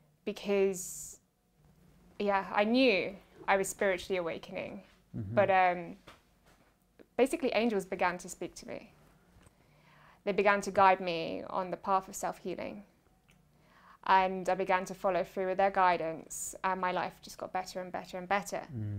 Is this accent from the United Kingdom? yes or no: yes; England, United Kingdom; Yeah, a definition of a British mainstream child, I guess.